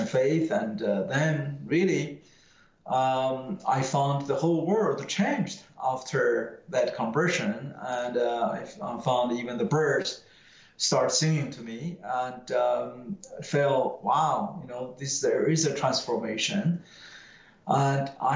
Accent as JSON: {"language": "English", "country": "China", "tie": "born or raised there", "moved": "yes", "said": "I would rather die than being sent back to my hometown village"}